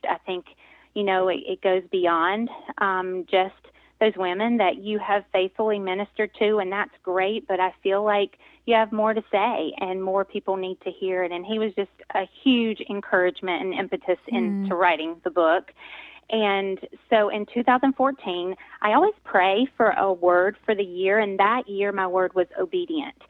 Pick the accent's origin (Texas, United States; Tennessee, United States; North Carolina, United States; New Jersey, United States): North Carolina, United States; accent: southern twang; moved away as an adult; now in Pennsylvania, United States; I am originally from North Carolina, so I have lived about half my life now in Pennsylvania. So, but yes, born and raised a southern gal from North Carolina.